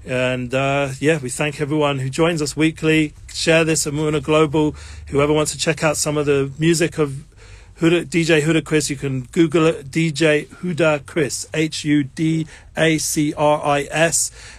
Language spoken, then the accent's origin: English; England, United Kingdom; Yes, I'm English.